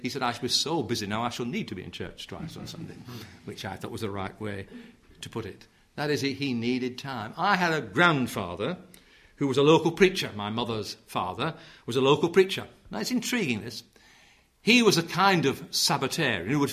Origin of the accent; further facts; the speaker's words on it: Yorkshire and the Humber, United Kingdom; I come from South Yorkshire where it's the worst in the nation, I believe. We're the bottom of the pile